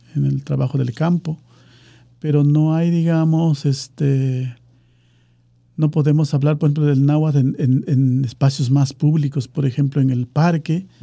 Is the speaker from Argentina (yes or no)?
no; Pajapan, Veracruz, Mexico; el municipio de Pajapan, que es de donde yo soy